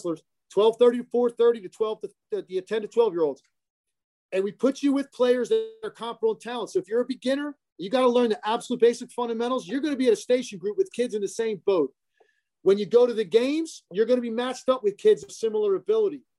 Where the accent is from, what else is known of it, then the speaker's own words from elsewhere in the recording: Richmond, United States; now in Philadelphia, United States; I grew up in Richmond, went to LaSalle. I've been in this area ever since.